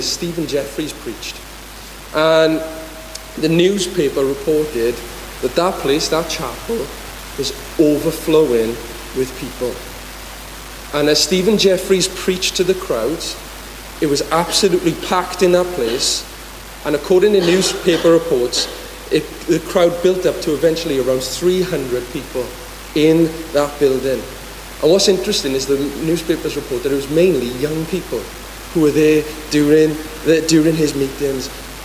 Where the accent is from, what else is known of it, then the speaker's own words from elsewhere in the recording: Aberaman, Wales, United Kingdom; I'm from Aberaman